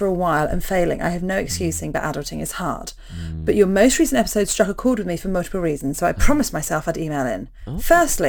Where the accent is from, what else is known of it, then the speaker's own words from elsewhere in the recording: London, United Kingdom; now in New Zealand; and so I'm from London, but I've lived in New Zealand for the last few years.